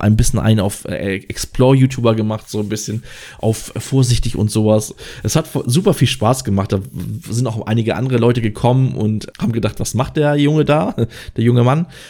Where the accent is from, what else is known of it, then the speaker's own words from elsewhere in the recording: Schleswig-Holstein, Germany; Ich komme aus Schleswig-Holstein